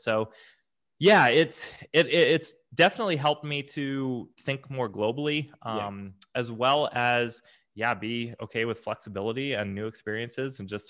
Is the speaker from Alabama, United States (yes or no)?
no; Alaska, United States; also born or lived in Oregon / Tennessee / Japan; I was born in Oregon, spent a majority of my time living in Alaska, and then the last few years was in Tennessee.